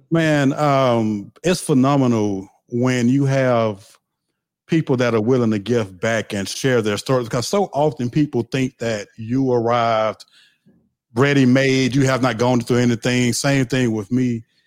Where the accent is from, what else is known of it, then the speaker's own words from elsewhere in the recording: the South, United States; I'm from the South, so I said the word crunk